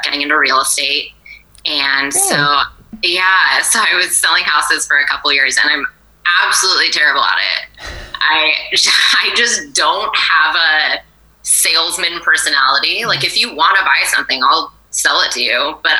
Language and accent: English; Atascadero, California, United States; now in San Luis Obispo, United States; I grew up in Atascadero. Oh, so I haven't flown too far from the nest. I'm local, yeah